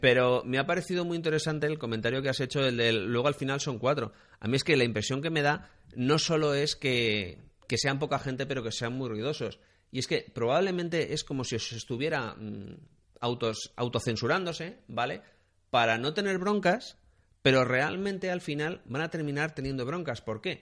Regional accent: Spain; en España tenemos 46 millones de personas

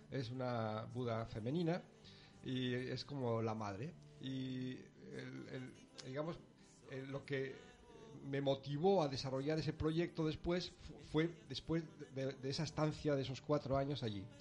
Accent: Asturias, Spain; accent: peninsular; moved away as an adult; now in Arafo, Spain; Soy asturiano.

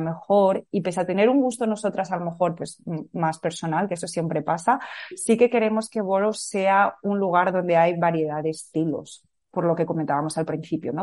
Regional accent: Madrid, Community of Madrid, Spain; also born or lived in California, United States; nací en Madrid y viví aquí toda mi vida

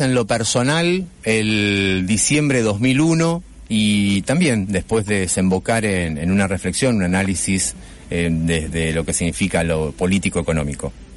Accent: Santa Fe, Argentina; Como periodista santafesino

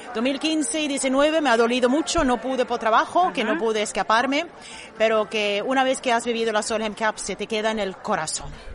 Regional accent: Sweden; Spanish is a second language; also born or lived in Arroyo de la Miel, Benalmádena; now in Benalmádena, Spain; de origen soy de Suecia, no volví a, llegué aquí a la Costa del Sol en el 89

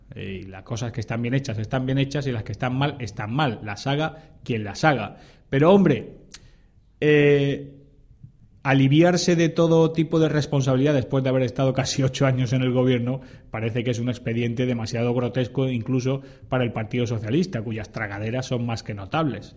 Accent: Region of Murcia, Spain; los murcianos somos poquito menos españoles que los alicantinos

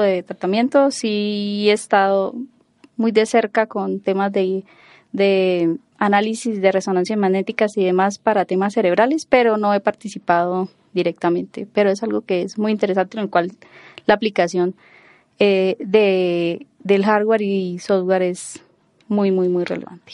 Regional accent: Cúcuta, Norte de Santander, Colombia; moved away as an adult; also born or lived in Bogotá, Colombia / Girona, Spain; yo soy bogotana, aunque no lo parezca. Eh, me dedico, soy ingeniero de sistemas. Eh, desde pequeña me fui a vivir a, Cúcuta

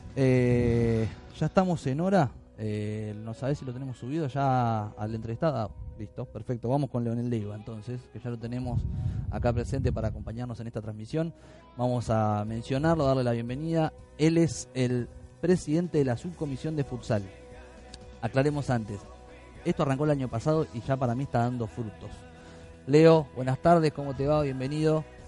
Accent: Río Grande, Tierra del Fuego, Argentina; moved away; yo soy de Río Grande, Tierra del Fuego

